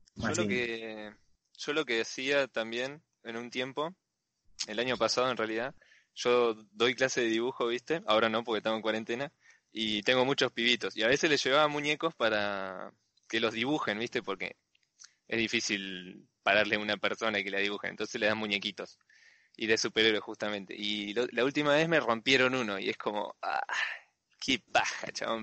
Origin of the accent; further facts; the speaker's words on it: Bahía Blanca, Buenos Aires Province, Argentina; soy de acá de Bahía Blanca